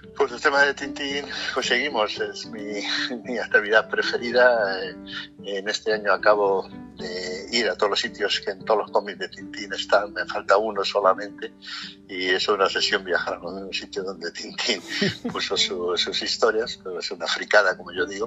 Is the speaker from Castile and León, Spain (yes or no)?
yes; Castile and León, Spain; moved away; todos los castellanos que estamos por todo el mundo